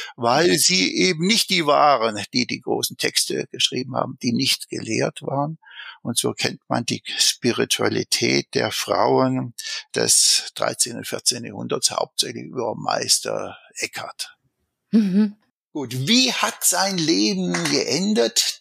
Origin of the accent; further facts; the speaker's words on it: Swabia, Germany; accent: Swabian; Ich bin ja ein Schwabe